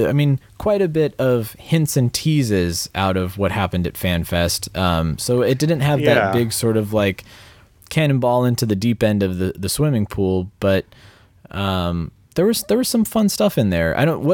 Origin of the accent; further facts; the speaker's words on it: Kansas City, Missouri, United States; I am from Kansas City, Missouri, and I drive by the cave area often.